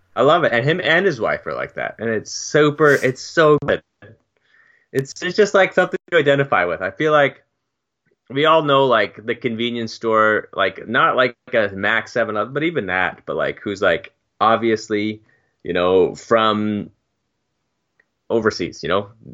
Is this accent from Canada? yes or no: yes; Canada; as a Canadian